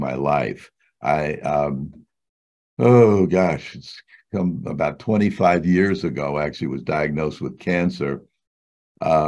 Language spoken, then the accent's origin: English; New York City, New York, United States; I grew up in New York City, basically a street kid